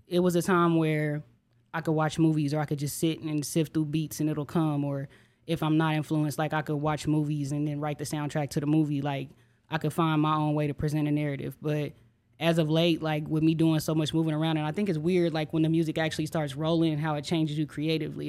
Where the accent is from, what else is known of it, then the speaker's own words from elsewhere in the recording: Enid, Oklahoma, United States; moved away as an adult; now in Oklahoma City, United States; I'm an artist from Enid, Oklahoma. Um, born and raised there, high school on